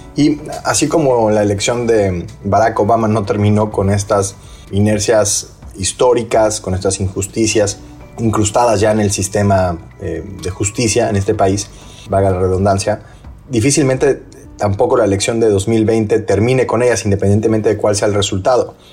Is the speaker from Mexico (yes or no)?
yes; Mexico; en mi país, en México